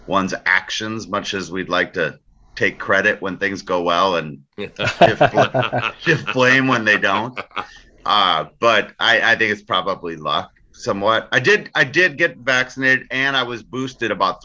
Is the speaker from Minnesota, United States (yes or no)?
yes; St. Louis Park, Minnesota, United States; also born or lived in Austin, Texas; I'm from St. Louis Park